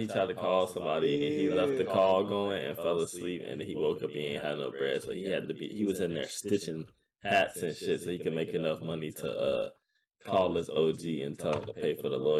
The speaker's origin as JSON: {"language": "English", "country": "United States", "said": "I'm American."}